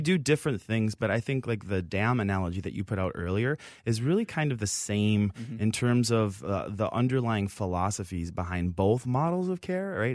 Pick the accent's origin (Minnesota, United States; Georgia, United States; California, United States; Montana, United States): Minnesota, United States; Minneapolis; born and raised here in Minnesota. I'm from the Twin Cities originally